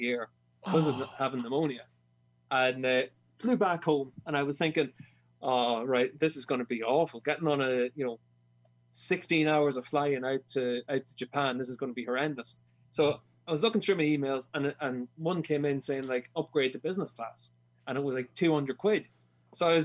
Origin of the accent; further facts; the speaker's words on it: Ireland; as an Irishman